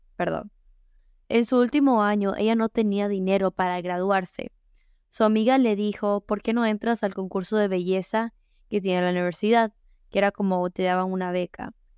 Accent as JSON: {"language": "Spanish", "country": "United States", "tie": "born or raised there", "said": "Mi papá es dominicano, mi mamá es ecuatoriana y yo nací en Estados Unidos."}